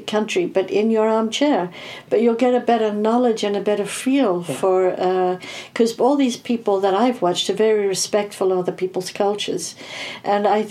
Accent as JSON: {"language": "English", "country": "South Africa", "tie": "born or raised there", "said": "I was born to an English family in South Africa"}